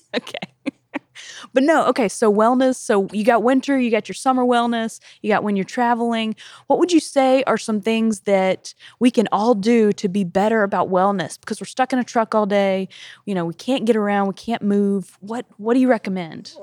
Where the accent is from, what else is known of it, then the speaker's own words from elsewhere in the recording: South Carolina, United States; moved away as an adult; now in Tennessee, United States; I'm from South Carolina